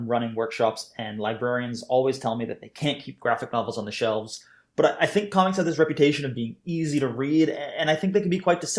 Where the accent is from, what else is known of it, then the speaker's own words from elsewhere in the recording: Canada; also born or lived in Glasgow, Scotland; now in Scotland, United Kingdom; I'm a Canadian cartoonist and comics educator living just outside of Glasgow in Scotland.